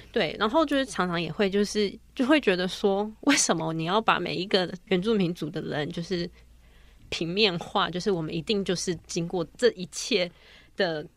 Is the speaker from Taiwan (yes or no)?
yes; Taipei, Taiwan; 我是在台北长大的